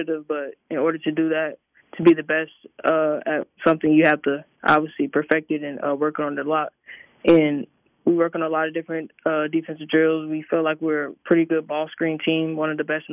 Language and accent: English; Florida, United States; moved away; I'm from Florida